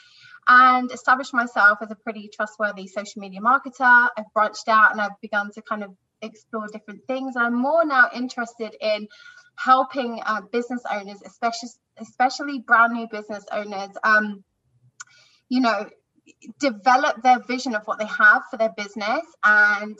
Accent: London, United Kingdom; I'm from London, UK.

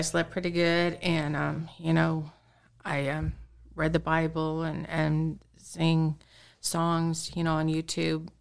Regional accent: Carthage, Missouri, United States; I was born and raised here in Carthage, Missouri

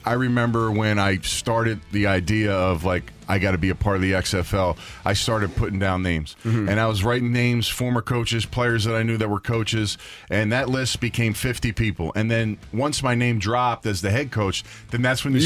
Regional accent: Philadelphia, Pennsylvania, United States; I'm from Philadelphia, born and raised.

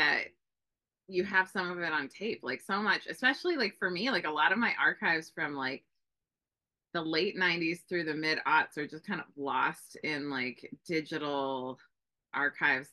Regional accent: Bay Area, California, United States; I grew up in the Bay Area

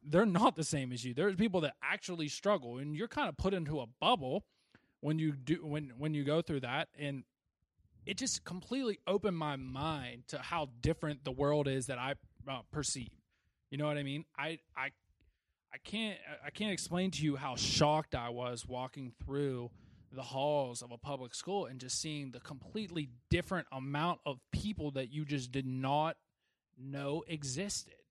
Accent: Wheeling, West Virginia, United States; born or raised there

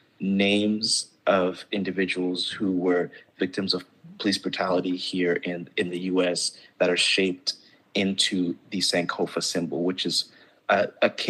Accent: Gambia; also born or lived in Ghana; now in United States; growing up in Gambia, growing up in Ghana for part of my life

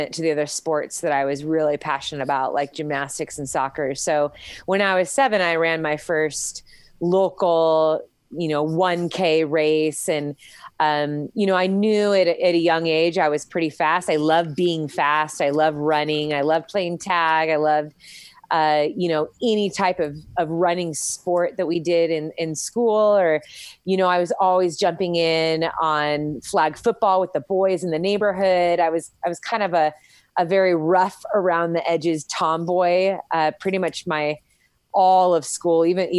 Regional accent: Costa Mesa, California, United States; also born or lived in Huntington Beach, California; I grew up in Costa Mesa, California.

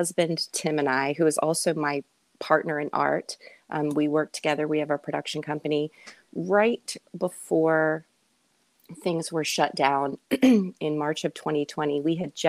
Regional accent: Richmond, Virginia, United States; also born or lived in Winchester, Virginia; I'm from Richmond originally

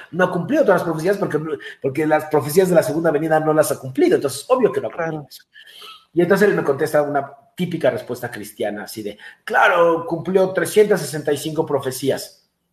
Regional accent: Mexico; mis padres ya nacieron mexicanos, ya son mexicanos, yo soy mexicano

